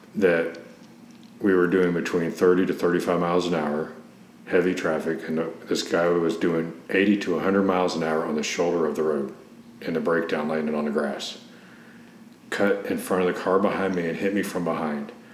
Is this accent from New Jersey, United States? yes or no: no; Cincinnati, Ohio, United States; moved away as an adult; now in Tampa, United States; originally, I'm from Cincinnati, Ohio